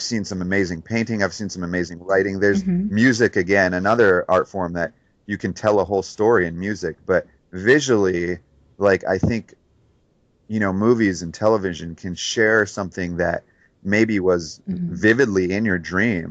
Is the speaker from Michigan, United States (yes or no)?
yes; Detroit, Michigan, United States; moved away; growing up in Detroit